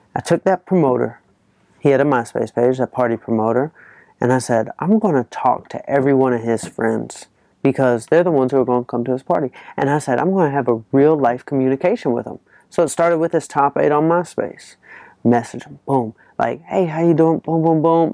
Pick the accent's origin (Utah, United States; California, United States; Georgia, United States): Georgia, United States; Atlanta; I'm from Atlanta, Georgia.